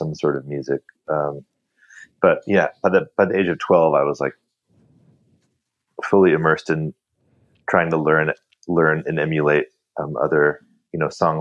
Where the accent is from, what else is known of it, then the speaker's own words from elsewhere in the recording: San Diego, California, United States; I grew up in San Diego